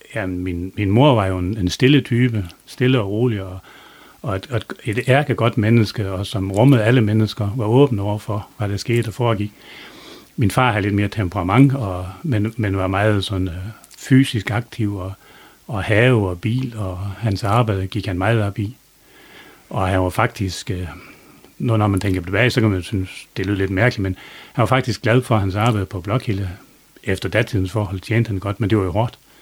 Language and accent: Danish; Try, south of Dronninglund, North Denmark Region, Denmark; also born or lived in Østervrå; Jeg er blevet født i Try, lige syd for Thorsøy